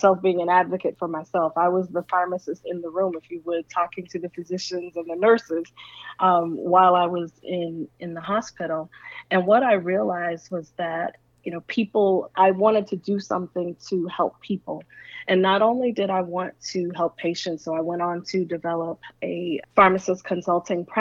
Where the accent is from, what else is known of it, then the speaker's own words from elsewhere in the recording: the South, United States; I'm from the South